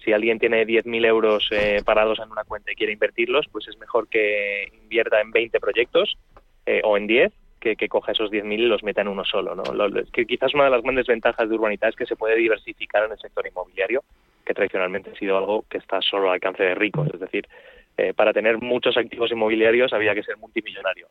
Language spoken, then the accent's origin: Spanish; Madrid, Community of Madrid, Spain; los que somos de aquí de Madrid